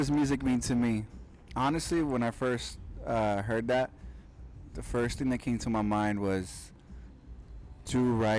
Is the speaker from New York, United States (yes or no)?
yes; New York, United States; I'm born and raised from the Bronx, Latino, Mexican, represent.